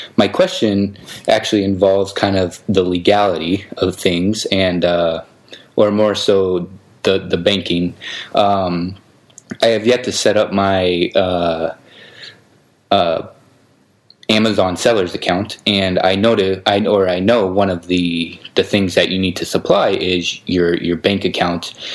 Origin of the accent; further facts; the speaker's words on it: United States; now in Belgrade, Serbia; I'm actually American, but I'm living kind of the digital nomad life